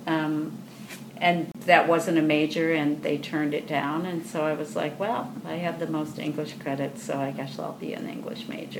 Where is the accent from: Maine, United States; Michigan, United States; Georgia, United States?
Michigan, United States; Grand Rapids; I grew up in Grand Rapids, and the Grand Rapids Civic Ballet came into being while I was in high school